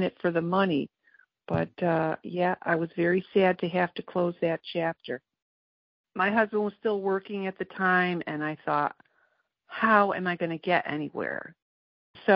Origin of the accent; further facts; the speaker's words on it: Bristol, Connecticut, United States; I'm from Bristol, Connecticut